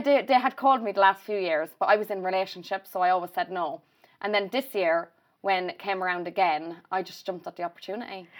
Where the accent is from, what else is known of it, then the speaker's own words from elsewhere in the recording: Ireland; if I did come home and I'd go to, say, Mullingar or Rutland, that's where I'd always go on a night out